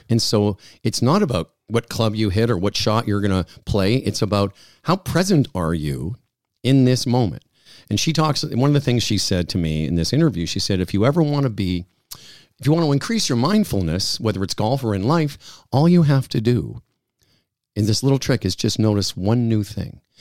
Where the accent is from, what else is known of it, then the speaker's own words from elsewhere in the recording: Moose Jaw, Saskatchewan, Canada; moved away; those times in Moose Jaw in the sixties, having to do the Lord's Prayer and being the only Jewish kid I knew.